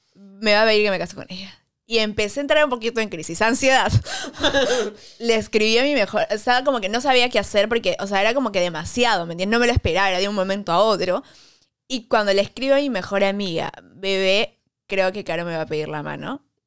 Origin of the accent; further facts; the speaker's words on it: Peru; somos de Perú